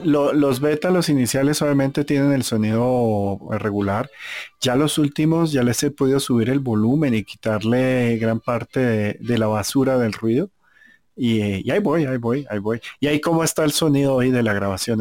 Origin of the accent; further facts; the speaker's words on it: Colombia; yo soy colombiano